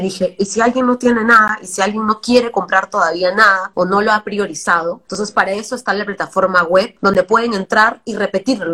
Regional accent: Trujillo, La Libertad, Peru; now in Lima, Peru; Yo vengo de provincia, como te digo, soy de Trujillo, y crecer en algo donde, en una ciudad que no es Lima, es bien complicado

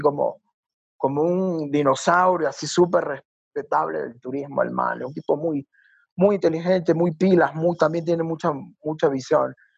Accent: Guayaquil, Guayas, Ecuador; Soy guayaquileño y tengo un poquito más de años

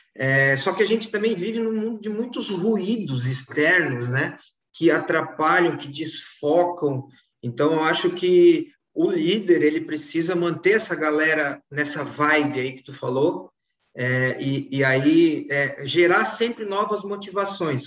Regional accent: Florianópolis, Santa Catarina, Brazil; vivi em Florianópolis, estou vivendo em Florianópolis

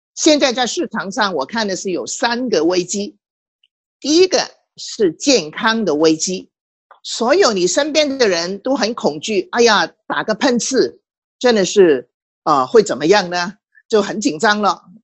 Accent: Hong Kong; 我身为一个香港人

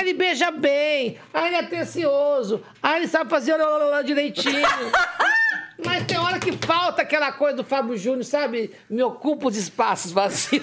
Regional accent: Poços de Caldas, Minas Gerais, Brazil; moved away as an adult; also born or lived in Serrania; now in São Paulo, Brazil; nós mudamos de Serrania para Poços Caldas, no terceiro dia de aula

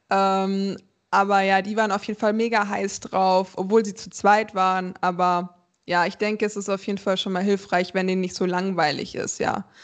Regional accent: Frankfurt, Hesse, Germany; also ich komme ja aus Frankfurt, ich habe noch ein Zimmer in Wiesbaden, weil meine Arbeitsstelle da ist.

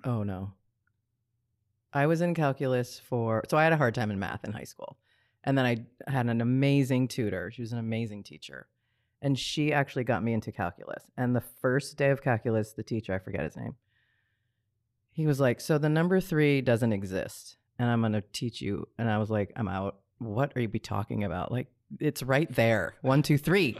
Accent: Hawaii, United States; also born or lived in Rome, Italy / Boulder, Colorado; growing up in Hawaii, there's so many of us that have that strong connection to the water

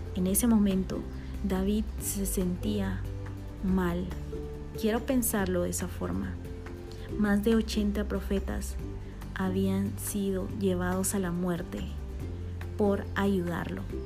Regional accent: Bolivia; born or raised there; now in Guatemala

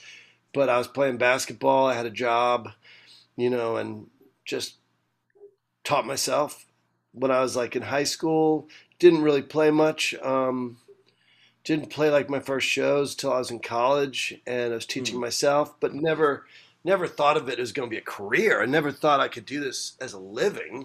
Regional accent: United States; also born or lived in Brooklyn, New York; I was born in Brooklyn. I grew up about 35 minutes outside of New York City, 40 minutes outside of New York City.

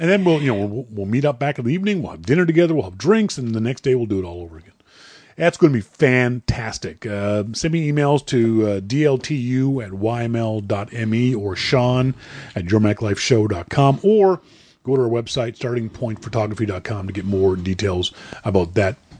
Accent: Halifax, Nova Scotia, Canada; now in Vancouver, Canada; Halifax is my first, my hometown

